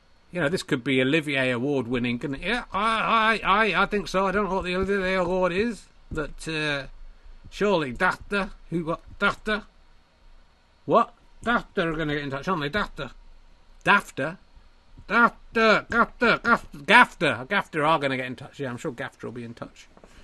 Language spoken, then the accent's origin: English; Yorkshire and the Humber, United Kingdom; born there; So it's not a comment on Yorkshire people being grunty, evil testicles. It's the fact that I was born in Yorkshire.